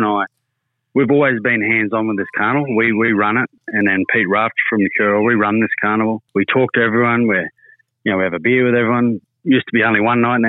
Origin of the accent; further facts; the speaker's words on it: Charleville, Queensland, Australia; moved away; also born or lived in Cunnamulla, Queensland; I grew up in Cunnamulla in Charleville.